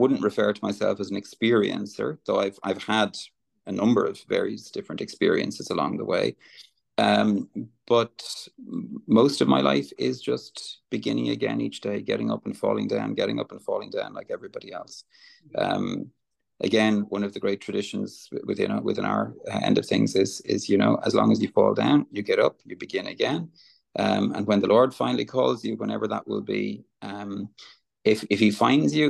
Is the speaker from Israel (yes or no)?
no; Ireland; I'm I'm Irish